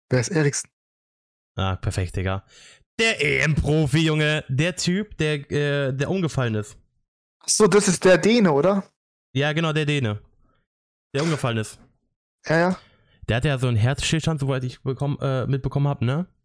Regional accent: Italy; Und ich fand es auf jeden Fall nice als Italiener und als Italien-Fan, in Anführungszeichen, äh, dass Italien 3-0 gewonnen hat.

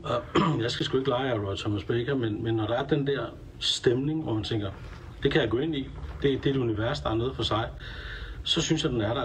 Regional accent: Denmark

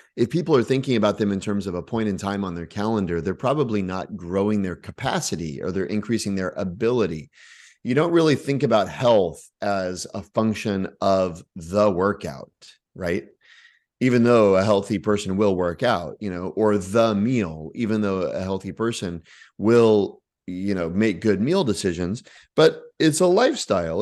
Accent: Texas, United States; also born or lived in Oklahoma; grew up in Texas

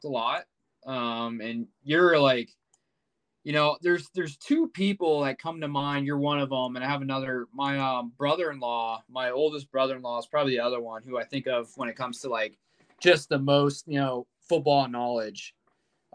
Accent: Kansas City, United States; also born or lived in Iowa; I grew up in Kansas City

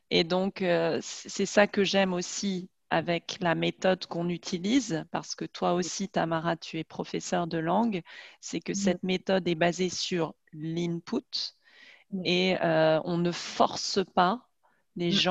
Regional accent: Paris, Île-de-France, France; du sud-est de la France, hein, parce que moi je suis parisienne

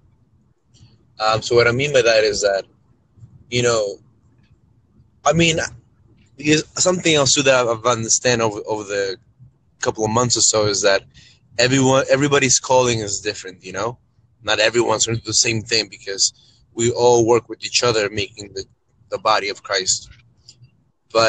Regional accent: Peru; now in New York, United States; I currently live in New York, but I was born in Peru.

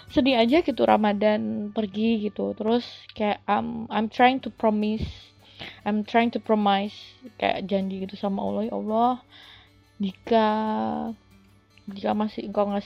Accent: Bojonegoro, East Java, Indonesia; kebetulan kan aku asli Bojonegoro Jawa Timur dan aku ikut organisasi kepemudaan di Jawa Timur

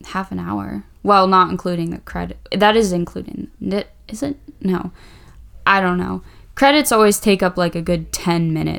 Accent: Maryland, United States

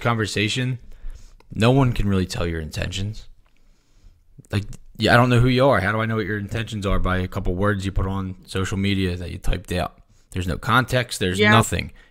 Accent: Philadelphia, Pennsylvania, United States; I grew up in Philadelphia

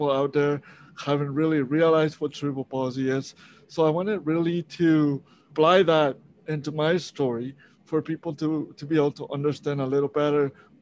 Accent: Monterrey, Nuevo León, Mexico; moved away as an adult; now in Canada; I was born in Mexico, Monterrey, Mexico. So I've been actually in Canada for about 17 years now.

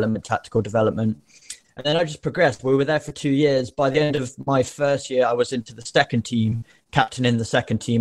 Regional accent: Nottingham, East Midlands, United Kingdom; moved away as an adult; I grew up in Nottingham, so I just played for like the Nottinghamshire League

